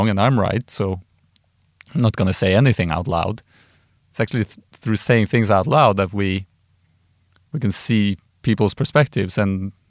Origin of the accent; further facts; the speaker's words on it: Trondheim, Trøndelag, Norway; I grew up in Trondheim, and we used to drink moonshine with coffee